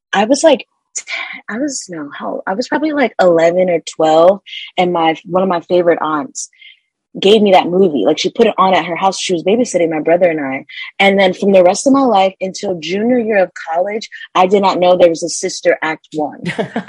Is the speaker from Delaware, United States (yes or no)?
yes; Delaware, United States; moved away as an adult; I grew up in Delaware